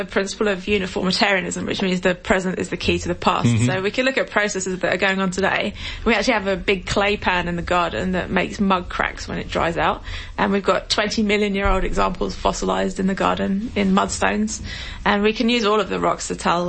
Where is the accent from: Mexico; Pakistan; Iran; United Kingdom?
United Kingdom; England; Well, you know, we're both from England.